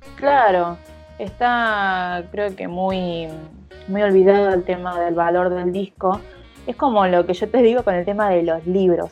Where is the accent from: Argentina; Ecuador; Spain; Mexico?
Argentina; Zona Norte, Buenos Aires Province